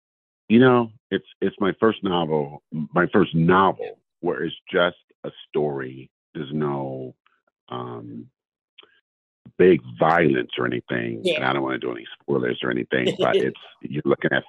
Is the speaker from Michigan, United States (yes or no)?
no; California, United States; And I'm in California, born and raised in California. I lived in a few other states, but I am a Californian